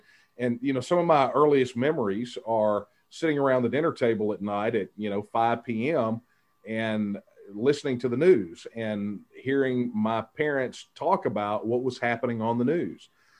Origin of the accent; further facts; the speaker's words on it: Texas, United States; my hometown. It was a hometown, a little over 5,000 people